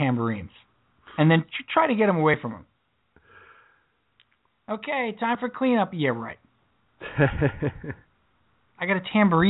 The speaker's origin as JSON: {"language": "English", "region": "New York", "country": "United States", "lives_now": "Pennsylvania, United States", "said": "I'm not a New Yorker anymore."}